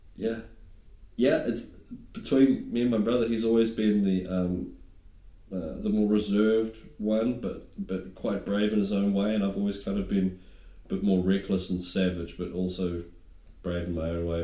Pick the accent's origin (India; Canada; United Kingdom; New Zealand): New Zealand; moved away; being a New Zealander